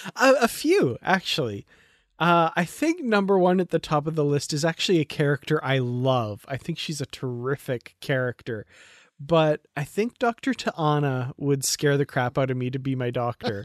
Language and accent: English; Alberta, Canada; I'm from Alberta, Canada